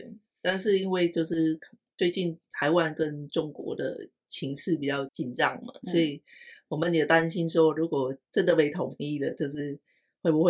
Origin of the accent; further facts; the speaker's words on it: Vietnam; 觉得我是越南人，嗯，对，然后我还有我。家人在那边这样。